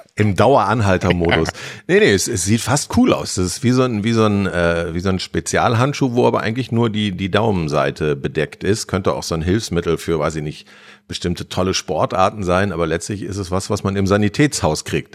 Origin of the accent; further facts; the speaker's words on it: Harsewinkel, North Rhine-Westphalia, Germany; Ich komme aus Hasewinkel, also vom ja. Land